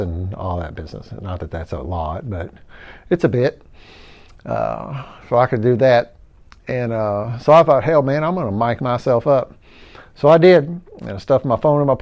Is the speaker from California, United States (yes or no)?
no; New Albany, Indiana, United States; I was born and raised in New Albany, Indiana. Never have lived anywhere else